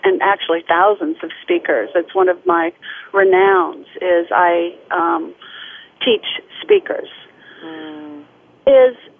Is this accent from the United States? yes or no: yes; United States; I was the only one from the United States in that particular symposium.